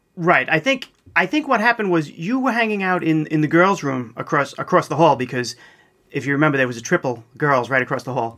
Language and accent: English; East Meadow, New York, United States; I grew up in East Meadow, which is basically right in the middle of Nassau County